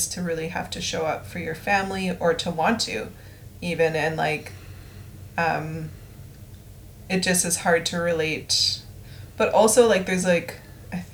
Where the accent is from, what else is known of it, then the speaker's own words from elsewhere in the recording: Canada; growing up in Canada as a brown person of mixed race, brown person